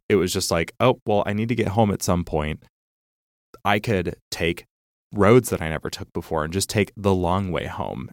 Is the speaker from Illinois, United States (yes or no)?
yes; Geneva, Illinois, United States; also born or lived in Champaign, Illinois; the town that I grew up